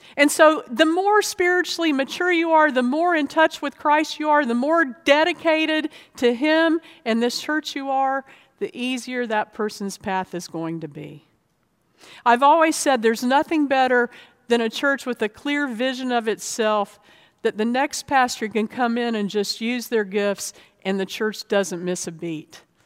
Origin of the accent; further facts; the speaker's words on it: Florida, United States; also born or lived in North Georgia; now in Virginia, United States; I grew up in Florida